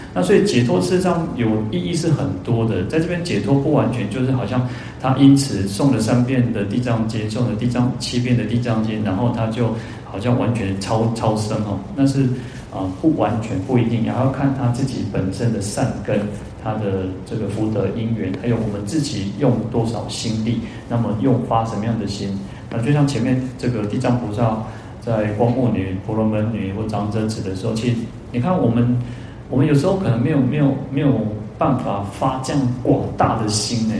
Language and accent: Chinese; Taiwan; 我们台湾人都都在做神书嘛